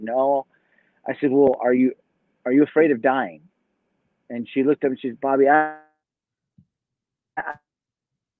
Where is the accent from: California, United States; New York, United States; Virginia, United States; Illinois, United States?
California, United States; Southern; moved away as an adult; also born or lived in Oklahoma City, Oklahoma; now in Boise, United States; I moved from there when I was two. So I grew up in Southern California.